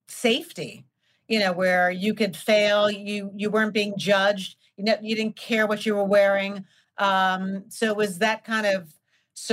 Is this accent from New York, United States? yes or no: yes; New York, United States; being born and raised in New York